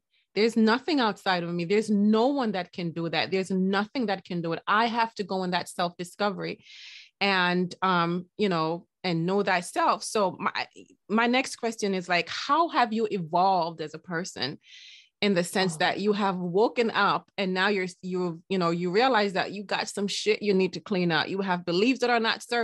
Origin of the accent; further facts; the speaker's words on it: Jamaica; in the Jamaican culture, I'm Jamaican